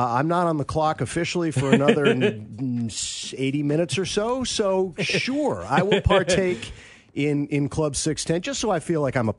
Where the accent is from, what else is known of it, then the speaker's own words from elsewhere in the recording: West Coast, United States; also born or lived in Chicago; I was born in Chicago, but I lived there for a year, and I've been most of my life on the West Coast and a little bit on the East Coast.